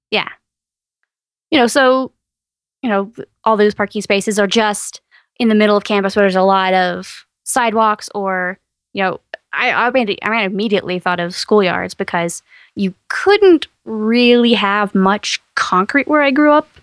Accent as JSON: {"language": "English", "region": "East Texas", "country": "United States", "tie": "born or raised there", "said": "I grew up in East Texas"}